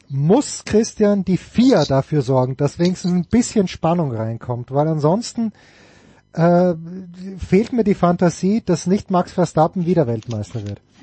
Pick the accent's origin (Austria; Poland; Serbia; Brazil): Austria; als Österreicher